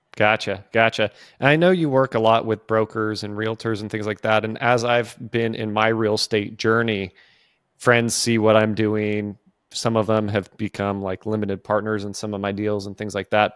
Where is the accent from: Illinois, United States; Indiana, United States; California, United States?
California, United States; now in the South, United States; I grew up in California